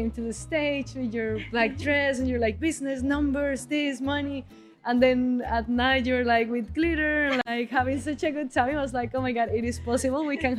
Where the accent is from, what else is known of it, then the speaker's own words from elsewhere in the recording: Bogota, Colombia; Bogota, Colombia.